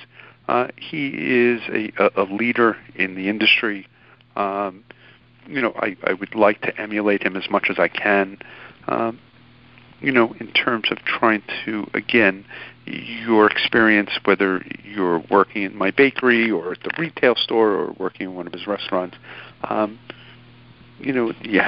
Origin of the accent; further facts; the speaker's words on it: New York City, New York, United States; growing up in New York when I grew up, and imagine being 10 years old on a New York City subway in 1980